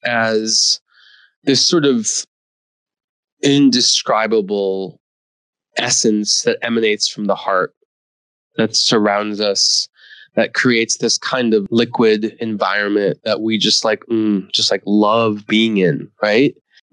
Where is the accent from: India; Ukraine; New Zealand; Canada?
India; born there; That I was born in India and I'm a son of an immigrant and I'm an immigrant story